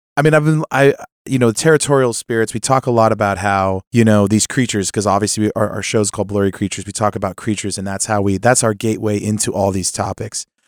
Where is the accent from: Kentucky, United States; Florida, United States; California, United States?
California, United States; moved away; I, I come from California. I, I visit there a lot